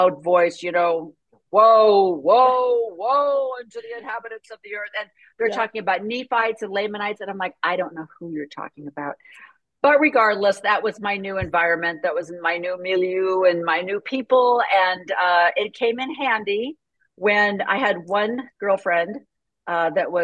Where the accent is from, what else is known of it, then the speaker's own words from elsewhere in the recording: a small town just south of Chicago, Illinois, United States; I was born in a small town just south of Chicago